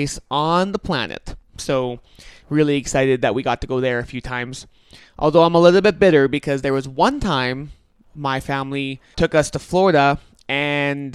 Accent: St. Andrews, Manitoba, Canada; I actually grew up in St. Andrews, a municipality just north of Winnipeg

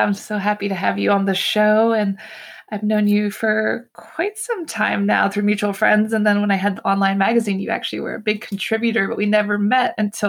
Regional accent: United States; now in Paris, France; I'm an American girl who chased her creative dreams all the way to Paris, France, making a living using photography.

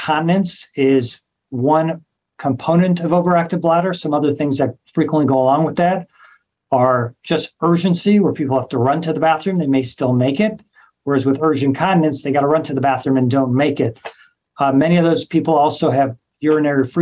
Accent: Los Angeles, California, United States; moved away as an adult; also born or lived in New York / Memphis; now in Cleveland, United States; So I'm from Los Angeles, California, trained all over the country, New York, Memphis, Cleveland, a few other places.

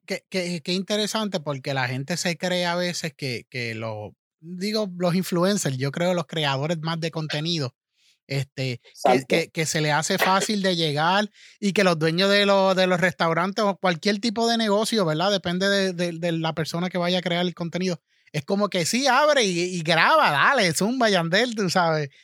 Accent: Manatí, Puerto Rico; Yo soy de Manatí, soy de esa área también.

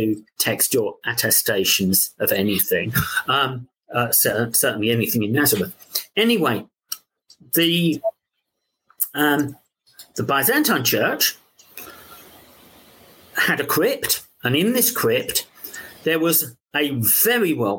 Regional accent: London, United Kingdom; accent: London; my London accent

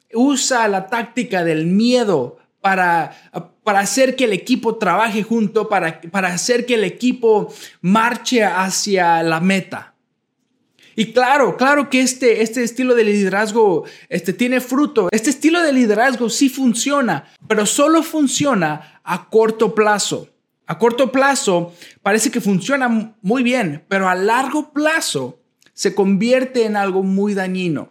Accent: Chicago, Illinois, United States; moved away as an adult; also born or lived in Nezahualcóyotl, Mexico / Sheboygan, Wisconsin; now in Pearland, United States; a la edad de un año, ah, llegué a la ciudad de Chicago, en Illinois, en los Estados Unidos. A la edad de... Ahí crecí hasta la edad de 18 años

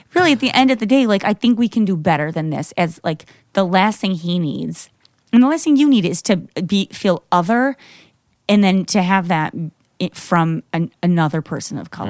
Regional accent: Grand Haven, Michigan, United States; moved away; I grew up in Grand Haven, which is Coast Guard City, U S

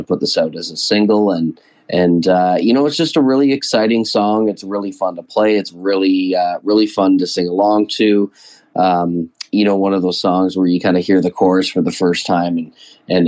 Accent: London, Ontario, Canada; As a born and bred Londoner

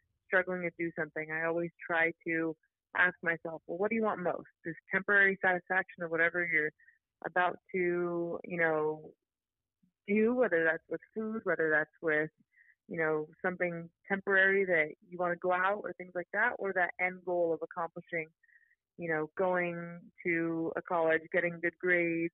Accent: San Diego, California, United States; I'm from San Diego, California

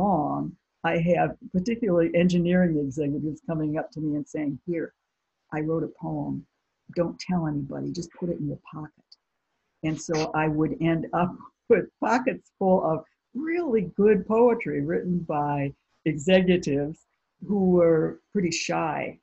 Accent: near Lake Michigan, Midwest, United States; growing up near Lake Michigan

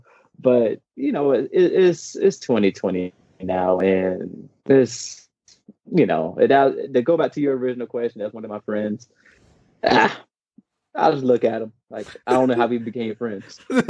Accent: South Carolina, United States; growing up in growing up in South Carolina

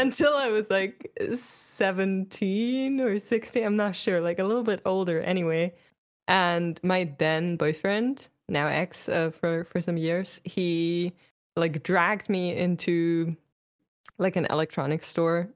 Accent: Germany; I'm from Germany

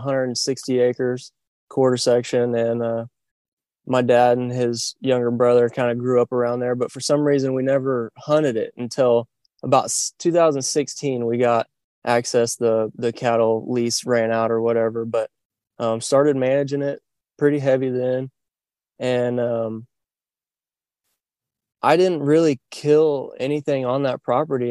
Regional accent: northwestern Oklahoma, United States; I'm originally from Oklahoma, northwestern Oklahoma to be kind of particular, and growing up hunting

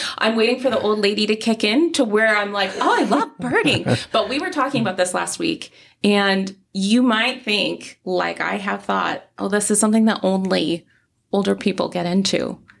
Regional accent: Midwest, United States; We moved to this state and we were like, oh, wow, you can do this year round. We came from the Midwest. You can't camp year round.

